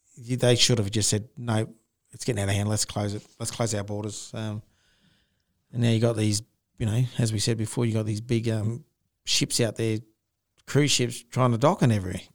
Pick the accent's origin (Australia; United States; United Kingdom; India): Australia; Darwin, Northern Territory; moved away; I grew up in Darwin